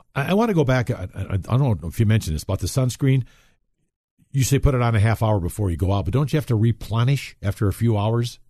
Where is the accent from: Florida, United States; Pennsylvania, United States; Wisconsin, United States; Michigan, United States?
Wisconsin, United States; now in Colorado, United States; when I was raised in Wisconsin, chiggers was an issue